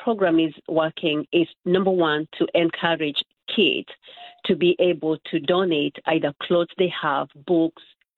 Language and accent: English; Nakuru, Nakuru County, Kenya; moved away; I'm originally from Nakuru, and so growing up, I was exposed to tribal and political